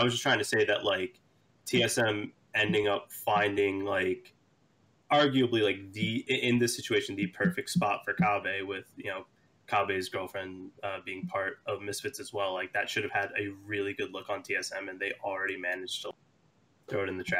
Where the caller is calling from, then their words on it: Long Island, New York, United States; I'm calling from Long Island.